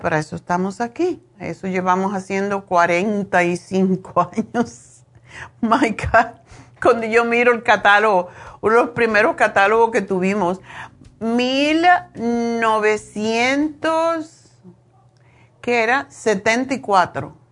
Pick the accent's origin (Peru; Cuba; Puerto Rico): Cuba; moved away as an adult; also born or lived in Madrid, Spain; now in Los Angeles, United States; Lo primero que estudié cuando salí de Cuba en Madrid fue esteticien